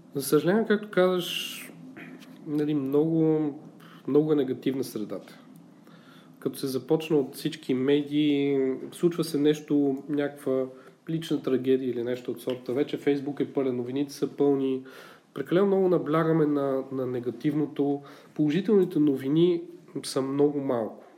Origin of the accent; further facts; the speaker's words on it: Bulgaria; ние сме малко така, като българи по-песимисти